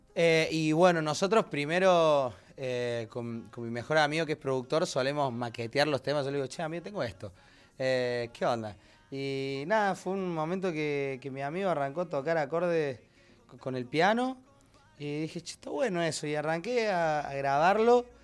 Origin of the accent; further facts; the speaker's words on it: Córdoba, Argentina; yo que soy cordobés también